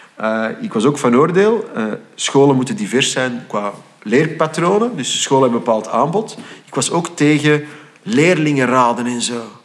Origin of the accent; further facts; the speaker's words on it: Flanders, Belgium; ik identificeerde mij dus als Vlaming